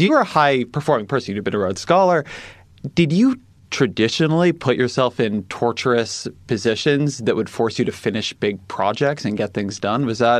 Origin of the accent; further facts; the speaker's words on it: Irvine, California, United States; I'm from Irvine. So Southern California, Orange County.